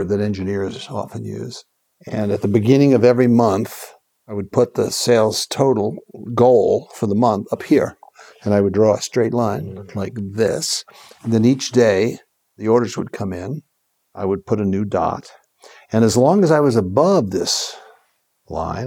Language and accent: English; New York, United States; I'm from New York